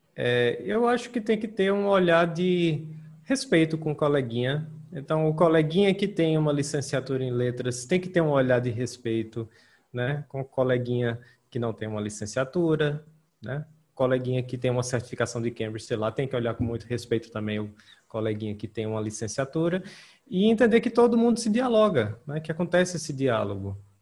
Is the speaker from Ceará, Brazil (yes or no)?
yes; Ceará, Brazil; eu sou do Ceará